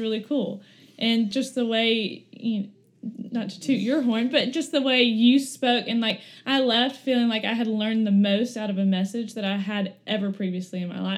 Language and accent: English; Florence, Alabama, United States; moved away as an adult; now in Birmingham, United States; I am originally from Florence, Alabama, which is about two hours north from here. I grew up playing every sport